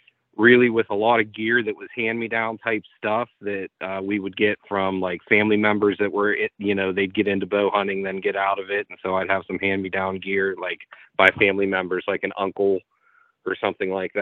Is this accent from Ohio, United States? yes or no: yes; Eastern Ohio, United States; I was born and raised in Ohio, Eastern Ohio